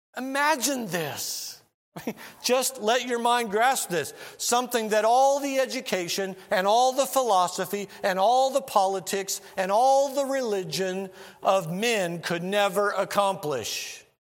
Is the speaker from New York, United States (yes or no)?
no; Missouri, United States; moved away; I'm from Missouri originally